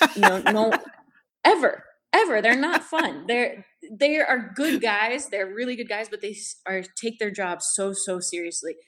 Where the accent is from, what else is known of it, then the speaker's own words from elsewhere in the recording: San Diego, California, United States; I'm from San Diego